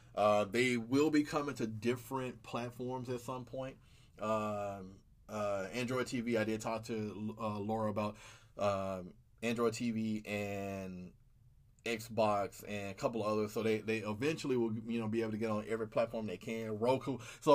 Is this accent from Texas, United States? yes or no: no; Memphis, Tennessee, United States; I'm originally from Memphis, originally.